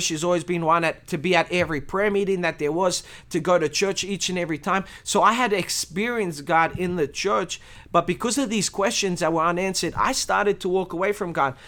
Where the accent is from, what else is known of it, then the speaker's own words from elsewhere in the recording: Australia; I was born in Australia, um, in a Christian family. I'm Romanian